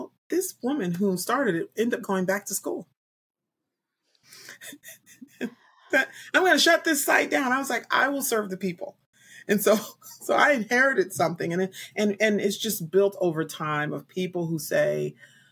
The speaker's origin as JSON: {"language": "English", "town": "Newark", "region": "New Jersey", "country": "United States", "tie": "born or raised there", "said": "I'm originally from Newark, New Jersey"}